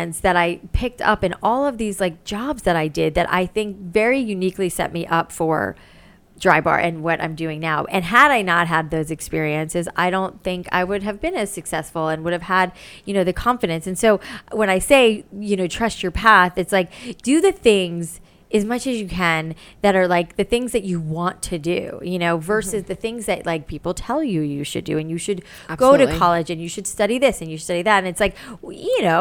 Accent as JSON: {"language": "English", "town": "Boca Raton", "region": "Florida", "country": "United States", "tie": "born or raised there", "also_born_or_lived": "New York", "moved": "yes", "said": "I had gone to beauty school in Boca, where I grew up in Florida"}